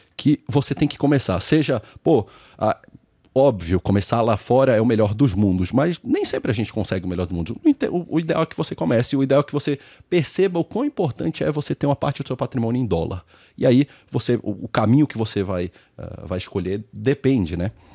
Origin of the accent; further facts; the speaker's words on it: Brazil; eu gosto muito do Brasil, eu sou brasileiro, amo meu país.